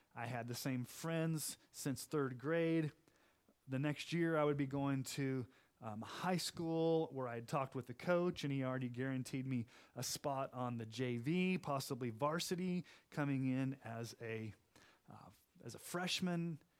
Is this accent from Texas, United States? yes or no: yes; Texas, United States; also born or lived in Kansas City, Missouri; growing up in Texas